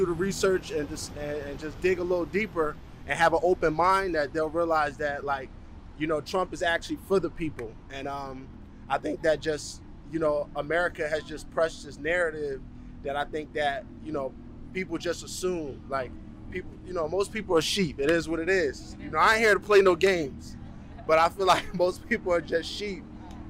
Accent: United States; moved away as an adult; now in Canada; I'm an American citizen

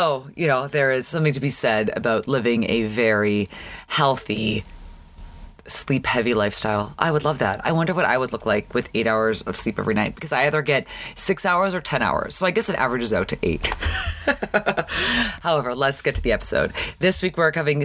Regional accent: Canada; now in Los Angeles, United States; growing up in Canada

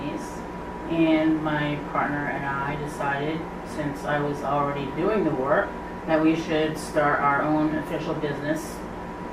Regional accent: Connecticut, United States; now in New Hampshire, United States; I grew up in Connecticut. And I've been in New Hampshire for over 20 years now

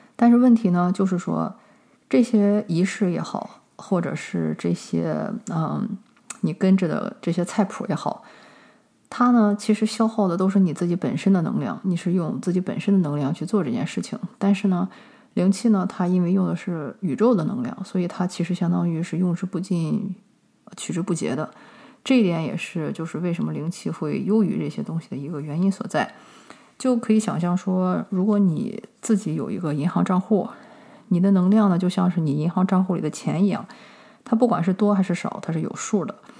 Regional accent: China; 我们中国人

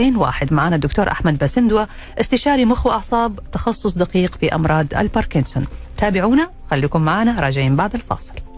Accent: Saudi Arabia; عندنا في السعوديه

